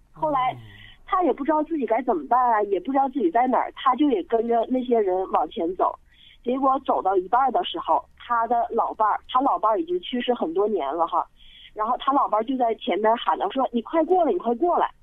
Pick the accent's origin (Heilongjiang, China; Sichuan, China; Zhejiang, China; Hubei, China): Sichuan, China; 我是四川的，但是我老公他是，就是北方的，就是东北的